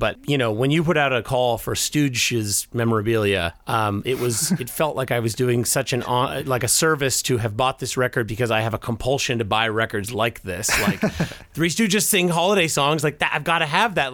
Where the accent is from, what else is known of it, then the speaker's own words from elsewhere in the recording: United States; I'm American